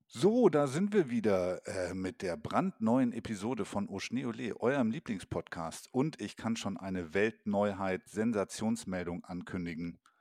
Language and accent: German; Allgäu, Bavaria, Germany; am Riedberger Horn im schönen Allgäu, meine Heimat